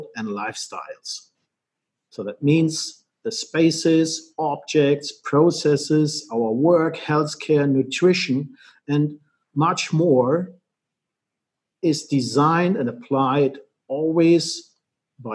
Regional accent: Germany; I was born and raised in Germany

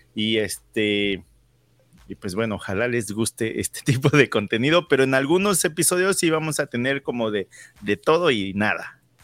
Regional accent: Mexico City, Mexico; moved away as an adult; also born or lived in Calgary, Alberta, Canada; now in Canada; Yo viniendo de la Ciudad de México, donde son millones y millones

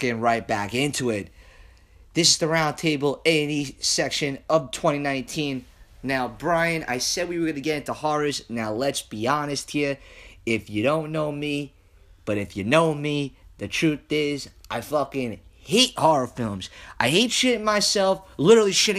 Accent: New York City, New York, United States; I'm from Staten Island. Listen, if you don't know, I'm from Staten Island

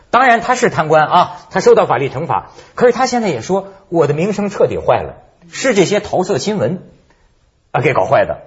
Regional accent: China; 我们中国人

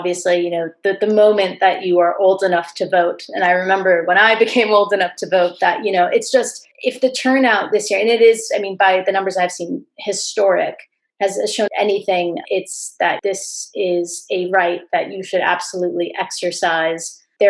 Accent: United States; moved away as an adult; now in London, United Kingdom; as an American abroad

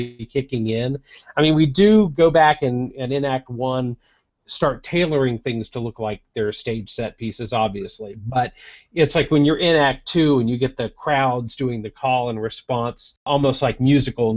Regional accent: Florida, United States; my home state of Florida

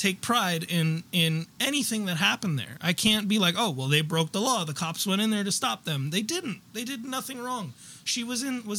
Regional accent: United States; I'm American.

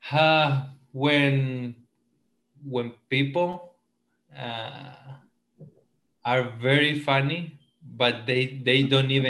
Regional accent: Esmeraldas, Ecuador; moved away as an adult; now in Hawaii, United States; Uh, I am from Ecuador in South America from a little town called Esmeraldas, and it's right on the coast, very close to Colombia.

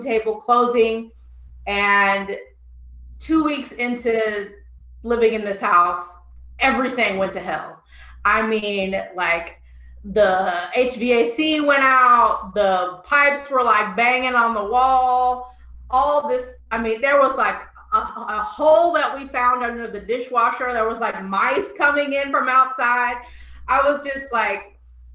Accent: Illinois, United States; I'm from Illinois, so I'm used to U of I, Illinois State, or UIC

